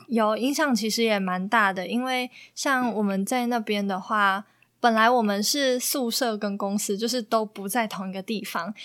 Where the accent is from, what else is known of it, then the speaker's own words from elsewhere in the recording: Taiwan; moved away as an adult; now in Philippines; 在台湾像我们这些社会新鲜人